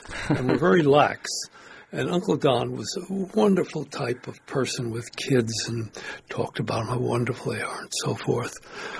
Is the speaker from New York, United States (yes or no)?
yes; New York, United States; now in Sanibel, United States; I grew up in New York